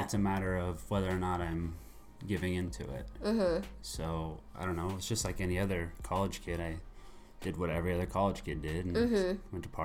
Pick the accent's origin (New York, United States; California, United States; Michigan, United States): California, United States; Santa Barbara; I was born right here in Santa Barbara.